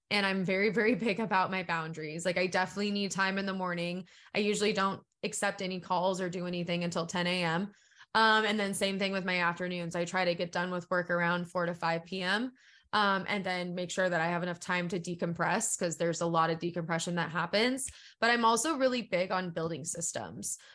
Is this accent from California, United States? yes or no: yes; San Diego, California, United States; I come from San Diego